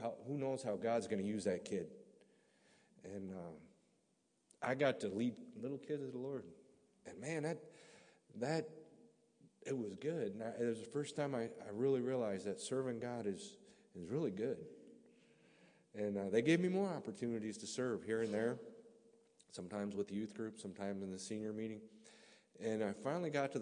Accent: Burt, Michigan, United States; moved away as an adult; now in Latvia; I'm from a small town called Burt, Michigan.

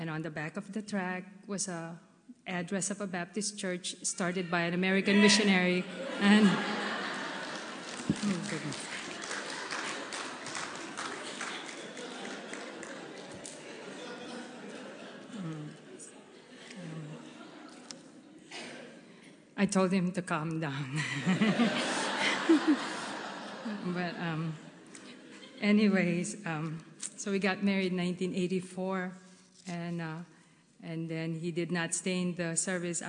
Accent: Philippines; moved away; I was born and raised in the Philippines

